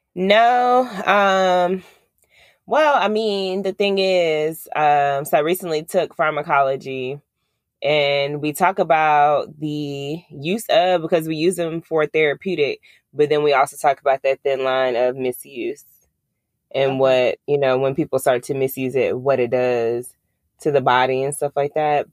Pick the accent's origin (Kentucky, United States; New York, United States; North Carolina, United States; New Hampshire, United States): New York, United States; Long Island; I'm from Long Island